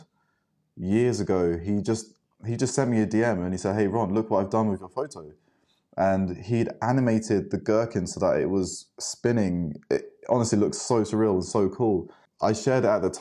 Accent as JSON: {"language": "English", "region": "London", "country": "United Kingdom", "tie": "born or raised there", "said": "I grew up in London"}